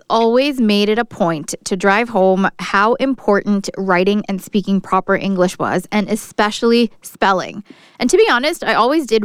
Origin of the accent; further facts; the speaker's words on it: Lucea, Hanover, Jamaica; okay, so I am from Jamaica, a place